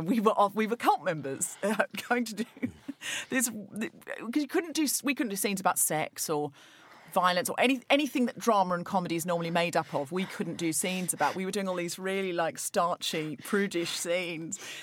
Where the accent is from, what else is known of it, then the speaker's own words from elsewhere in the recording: Australia; now in London, United Kingdom; I was brought up Church of England, a perfectly standard, uh, you know, experience as an Australian